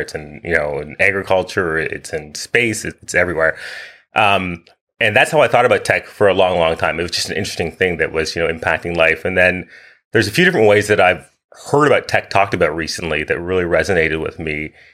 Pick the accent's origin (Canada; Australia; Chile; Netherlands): Canada; Winchester, Ontario; moved away as an adult; also born or lived in Kingston, Jamaica / Ottawa, Canada; now in Vancouver, Canada; I've lived in uh, Vancouver, BC since 2015, but I grew up outside of Ottawa in a little town called Winchester